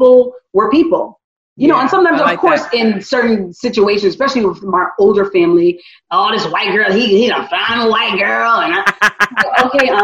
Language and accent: English; United States; I love being a Black American